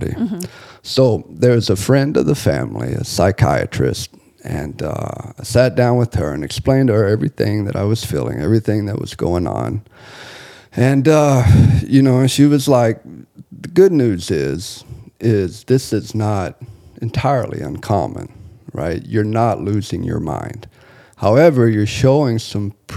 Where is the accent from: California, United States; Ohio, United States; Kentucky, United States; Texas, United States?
Texas, United States; Bible Belt of; moved away; also born or lived in Cozumel, Mexico; I was raised in the Bible Belt of Texas